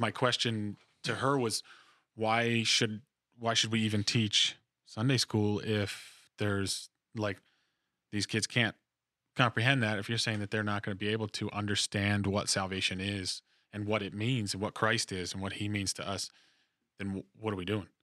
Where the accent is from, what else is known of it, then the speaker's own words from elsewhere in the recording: New Jersey, United States; moved away as an adult; also born or lived in Virginia; I am from New Jersey originally